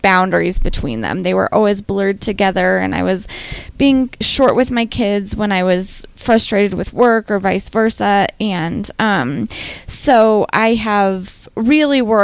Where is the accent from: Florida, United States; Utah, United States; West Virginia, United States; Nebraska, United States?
Nebraska, United States; Western; I grew up in Western Nebraska, which is a place that's not super into wellness